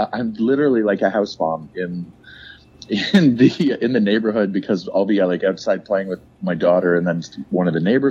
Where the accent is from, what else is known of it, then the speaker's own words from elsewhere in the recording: St. Louis, Missouri, United States; me and my buddy, he lives in Kansas City. We grew up in St. Louis